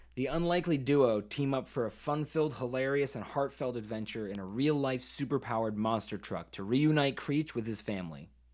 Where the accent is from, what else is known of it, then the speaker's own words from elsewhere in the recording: Maine, United States; I'm from Maine